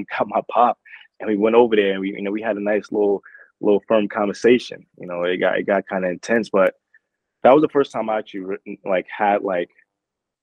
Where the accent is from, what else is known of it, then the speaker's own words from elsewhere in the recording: Newark, New Jersey, United States; I was born in Newark, New Jersey